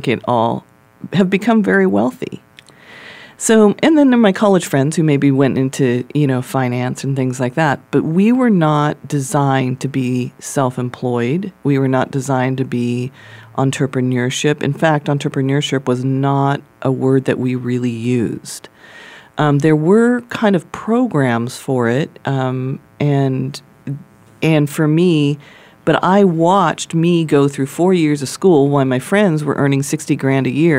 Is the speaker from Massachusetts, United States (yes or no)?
no; California, United States; when I was raised in California, we had early computers